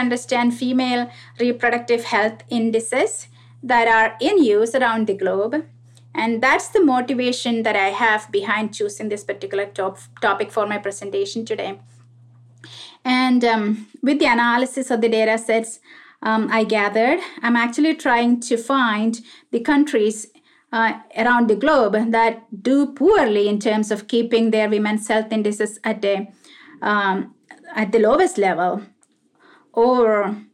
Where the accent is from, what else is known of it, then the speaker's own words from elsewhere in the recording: India; moved away as an adult; also born or lived in Middle East; now in Nashville, United States; I was born and brought up in India, and I graduated from medical school back there